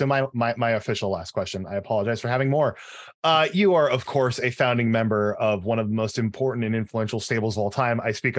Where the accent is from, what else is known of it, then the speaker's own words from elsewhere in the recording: California, United States; moved away as an adult; I grew up in California.